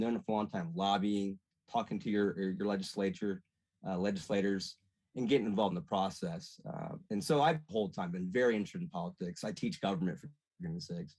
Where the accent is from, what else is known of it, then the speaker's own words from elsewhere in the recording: Lafayette, Indiana, United States; now in Angola, United States; But I'm from Lafayette originally. I'm a little town called Mulberry